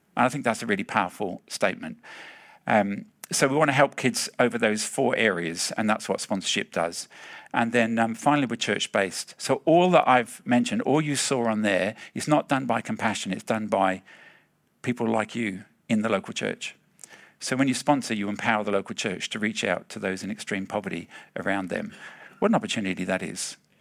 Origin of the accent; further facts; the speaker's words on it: England, United Kingdom; now in Australia; I'm from the Palmy Land